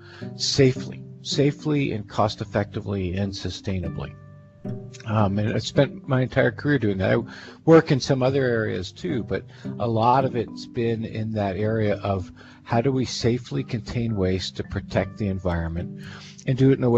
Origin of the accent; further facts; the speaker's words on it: eastern Pennsylvania, United States; I grew up in Pennsylvania, eastern Pennsylvania